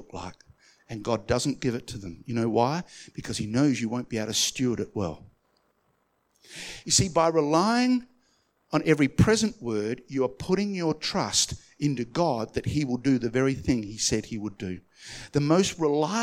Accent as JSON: {"language": "English", "country": "Australia", "said": "I'm Aussie to Aussie."}